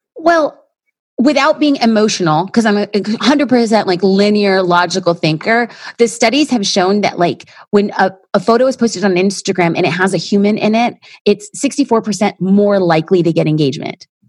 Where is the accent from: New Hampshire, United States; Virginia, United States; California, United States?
California, United States; Los Angeles; I'm an LA girl